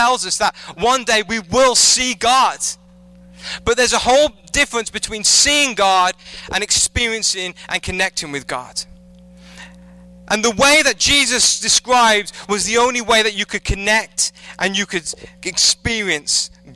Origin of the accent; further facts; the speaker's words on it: England, United Kingdom; moved away as an adult; when I lived in England, I'm originally from England. I moved here about 5 years ago